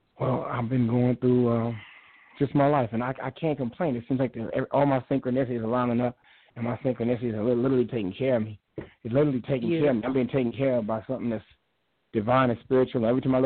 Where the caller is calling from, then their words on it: St. Paul, Minnesota, United States; St. Paul, Minnesota.